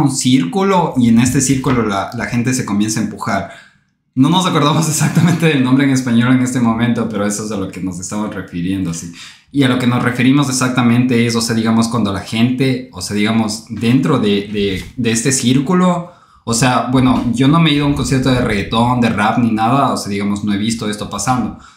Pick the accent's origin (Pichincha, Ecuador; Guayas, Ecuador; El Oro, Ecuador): Pichincha, Ecuador; Quito; nosotros éramos ya tres jóvenes, o sea, quiteños.